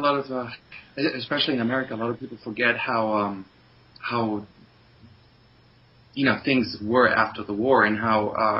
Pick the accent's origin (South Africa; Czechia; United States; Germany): Germany; Bonn, North Rhine-Westphalia; moved away; I grew up in Bonn. That's the capital of West Germany.